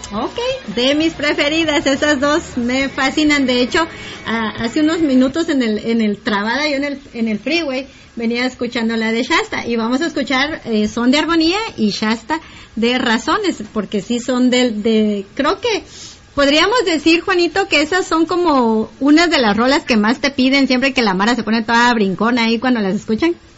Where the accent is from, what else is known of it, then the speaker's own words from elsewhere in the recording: Guatemala; la música con la que yo crecí en Guate